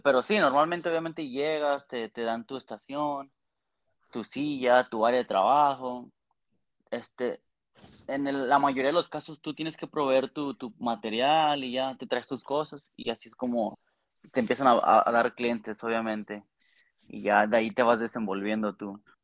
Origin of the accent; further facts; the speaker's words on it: Aguascalientes, Mexico; moved away as an adult; now in Toronto, Canada; De Aguascalientes